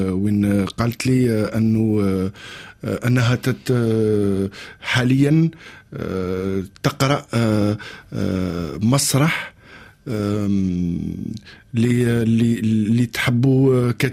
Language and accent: Arabic; Algeria; قلت لها انا الفكره هذه هذه باش حنا من الجزائر نجو لمارسيليا ونقدموا المسرحيه باللغه الجزائريه